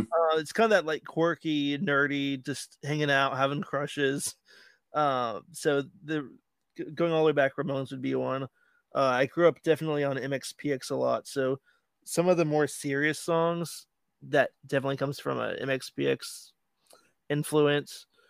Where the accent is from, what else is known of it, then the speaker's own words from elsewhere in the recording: Land O' Lakes, Florida, United States; Land Lakes is my hometown.